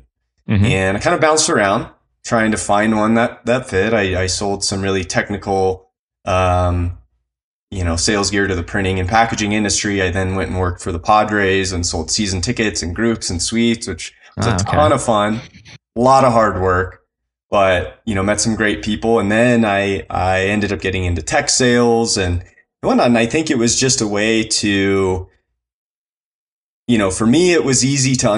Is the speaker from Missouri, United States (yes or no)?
no; Encinitas, California, United States; I grew up in Southern California in, you know, kind of on the border between Encinitas and Carlsbad